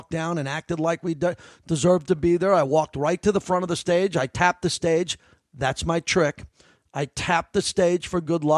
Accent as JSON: {"language": "English", "region": "New York", "country": "United States", "said": "I am a New Yorker"}